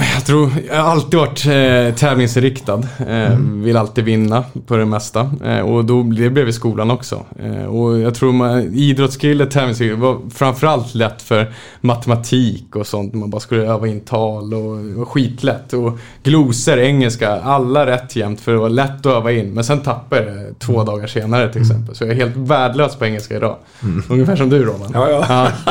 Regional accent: Märsta, Stockholm County, Sweden; född och uppvuxen i Hova utanför Märsta, eh, Sigtuna kommun.

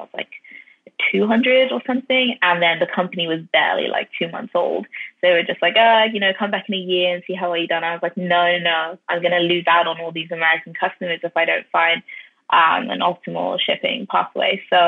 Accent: London, United Kingdom; I was from North London, so I was quite familiar with like how they used to wear wigs and Shaitan Market.

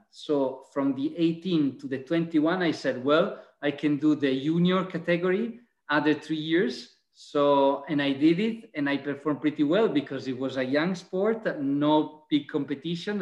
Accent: Venice area, Veneto, Italy; also born or lived in Vicenza; I'm Italian. I'm from the Venice area

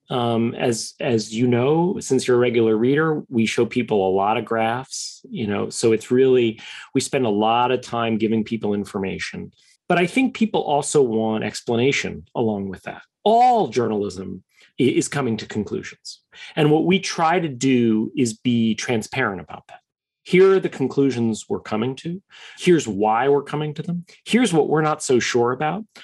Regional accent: New York, United States; I am a New Yorker by birth, third generation New Yorker.

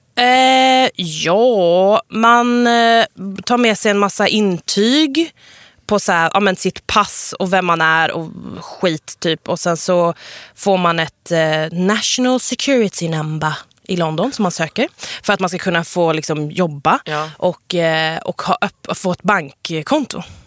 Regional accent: Sweden; jag är en svensk-iranier nyexa, nyexad journalist.

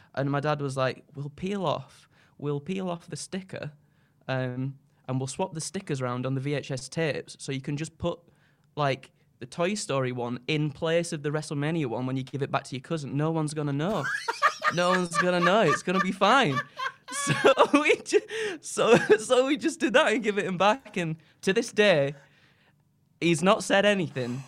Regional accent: Skipton, Yorkshire and the Humber, United Kingdom; I'm from Yorkshire, a little town, uh, called Skipton in North Yorkshire.

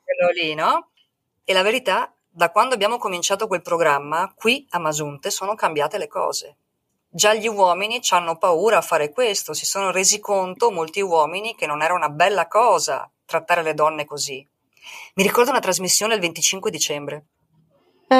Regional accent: Italy; moved away as an adult; now in Mexico; sono italiana

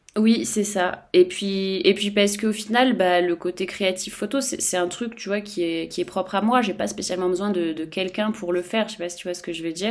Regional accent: Savoy, Auvergne-Rhône-Alpes, France; je suis savoyarde

